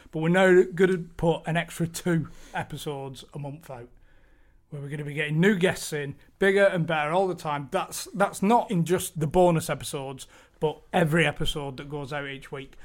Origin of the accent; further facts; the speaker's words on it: Bolton, North West England, United Kingdom; growing up in Bolton as a Bolton fan